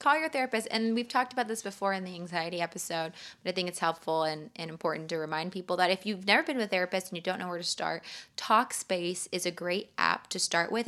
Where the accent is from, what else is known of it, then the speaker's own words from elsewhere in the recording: California, United States; I'm from California